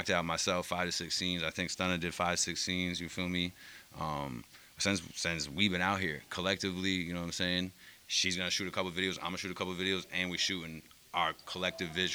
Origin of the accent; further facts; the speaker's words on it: Albany, New York, United States; I'm from Albany, New York